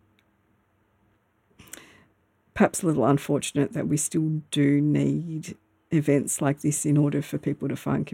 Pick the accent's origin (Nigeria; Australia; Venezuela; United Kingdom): Australia; Melbourne, Victoria; moved away as an adult; now in Myrtleford, Australia; I used to live in Melbourne. I grew up in Melbourne, in the Melbourne suburbs